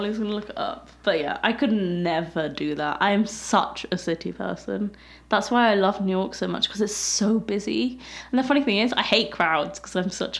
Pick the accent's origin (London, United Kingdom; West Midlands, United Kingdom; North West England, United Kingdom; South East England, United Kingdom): London, United Kingdom; moved away as an adult; also born or lived in Birmingham; now in Southern Ontario, Canada